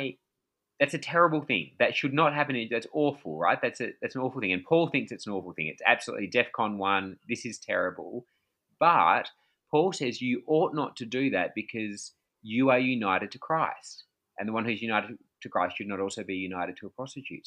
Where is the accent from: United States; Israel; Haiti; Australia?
Australia; I'm from Australia